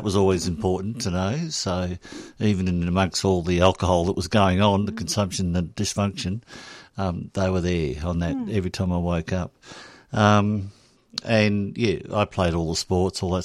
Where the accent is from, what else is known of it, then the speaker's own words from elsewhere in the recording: Dandenong, Victoria, Australia; I grew up in Dandenong